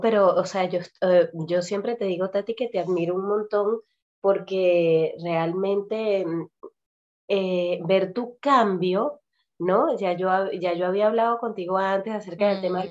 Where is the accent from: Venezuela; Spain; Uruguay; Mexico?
Venezuela; moved away as an adult; tal vez si yo me hubiese quedado viviendo en Venezuela, yo salí de Venezuela a los 21